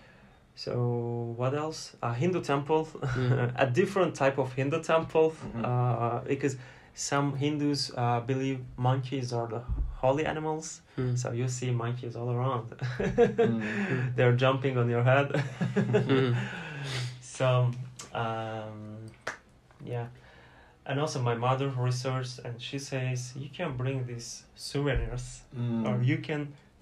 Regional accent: Turkey; I'm from Turkey

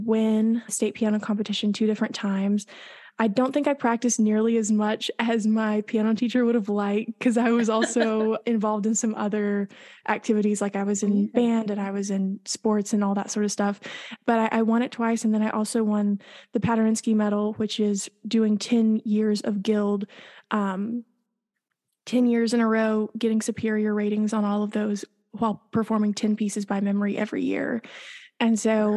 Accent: East Tennessee, United States; I grew up in East Tennessee, we were just a little ways away from Dollywood

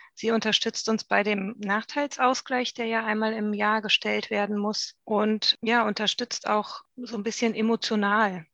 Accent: North Rhine-Westphalia, Germany; Wir sind ja auch aus Nordrhein-Westfalen

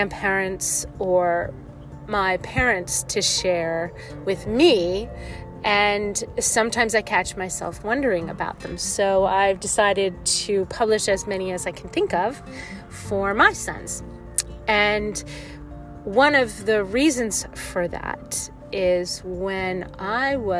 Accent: New Jersey, United States; now in California, United States; I forget how blessed I was to have such a huge family growing up in New Jersey, even though when I moved to California

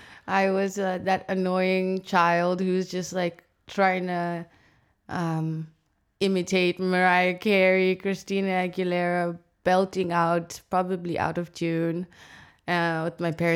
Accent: Harare, Zimbabwe; moved away as an adult; also born or lived in Cape Town, South Africa; now in Amsterdam, Netherlands; I am born and raised in Zimbabwe, Harare, the capital city. I did a four-year stint in Cape Town for my bachelor. And now I'm here.

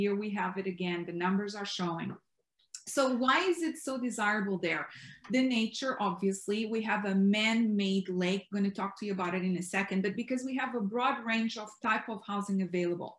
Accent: Portugal; now in Texas, United States; I am originally from Portugal

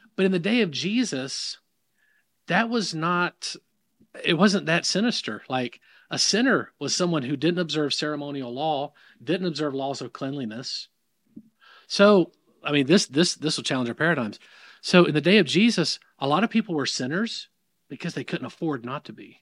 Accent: the South, United States; accent: southern; in the South, if you can't pick that up in my accent, I, I don't think I've got much of an accent

